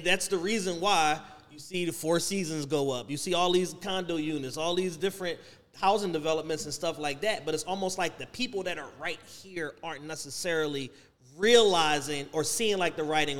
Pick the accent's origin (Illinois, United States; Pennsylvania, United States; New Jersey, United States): Pennsylvania, United States; Philadelphia